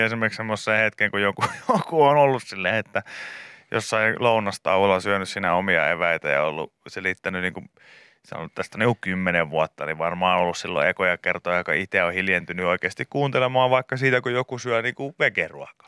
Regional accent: Pori, Satakunta, Finland; Meillä Porissa

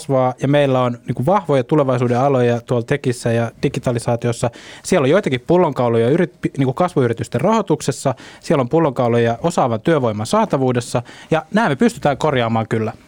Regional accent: Ostrobothnia, Finland; Mä tuun Pohjanmaalta

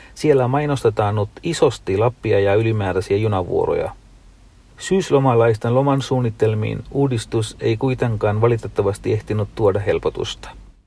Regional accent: Sri Lanka; now in Finland; en ole kotimaassani ole käynyt 25 vuoteen

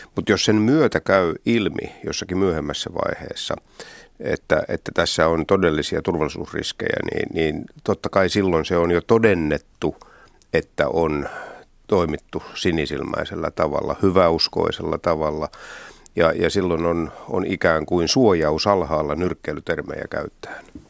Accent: Turku Archipelago, Southwest Finland, Finland; tuolla mun kotikonnuilla Varsinais-Suomessa Turunmaan saaristossa

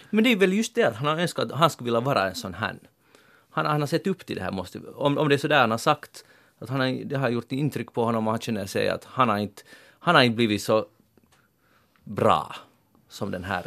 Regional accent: Finland

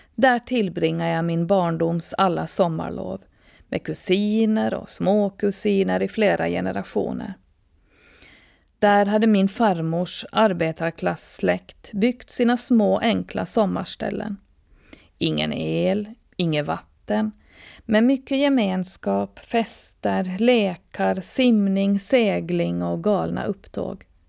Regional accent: Åland Islands; född och uppvuxen på Åland med mina rötter i Österbotten och resten av världen

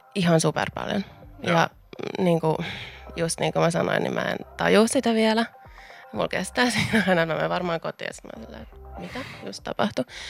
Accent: Vantaa, Uusimaa, Finland; Mä tuun tätä tota Vantaalta alun perin

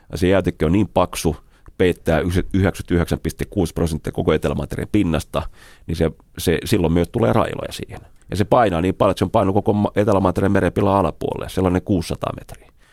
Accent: Finland; Mä sanoin, että me ollaan Suomesta

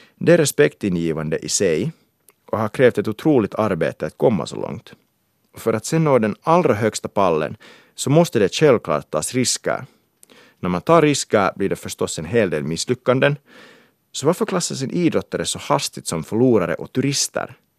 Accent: Kauniainen, Uusimaa, Finland; moved away; also born or lived in England; Jag är finlandssvensk från Grankulla

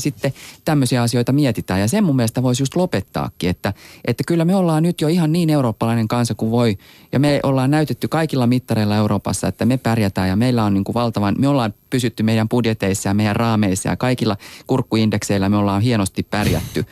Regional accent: Finland

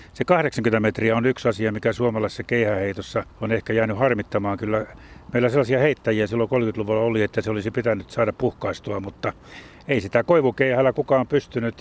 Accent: Jyväskylä, Central Finland, Finland; itsekin pikkupoikana viisikymmentäluvulla, kun kauppakadulla Jyväskylässä puutalomiljöössä asuttiin

